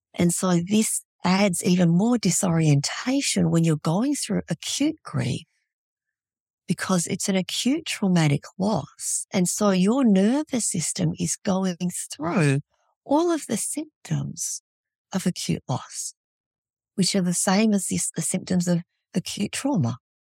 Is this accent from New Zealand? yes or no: no; Australia; moved away as an adult; also born or lived in Vietnam; now in Fairbanks, United States; I was born in Vietnam, raised in Australia, and these days I live in Fairbanks, Alaska